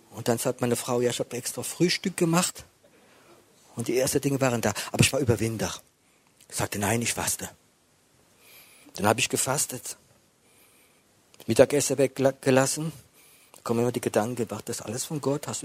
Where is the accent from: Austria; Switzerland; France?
France; German is a second language; bin Franzose. Das ist vielleicht etwas wie für Deutsche mehr ist, ich weiß es nicht.